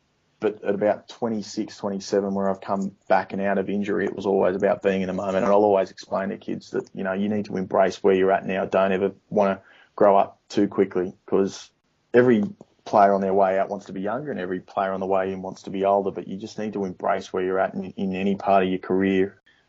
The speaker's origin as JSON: {"language": "English", "country": "Australia"}